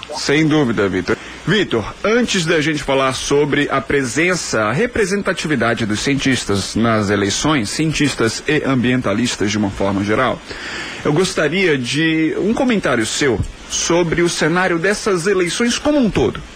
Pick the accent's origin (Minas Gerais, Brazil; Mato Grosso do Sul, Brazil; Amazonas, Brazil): Minas Gerais, Brazil; Belo Horizonte; moved away; lá de Belo Horizonte, minha terra natal